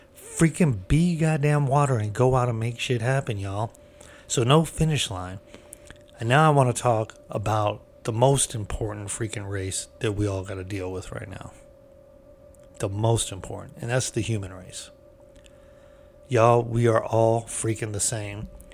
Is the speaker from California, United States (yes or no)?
yes; California, United States; I'm from California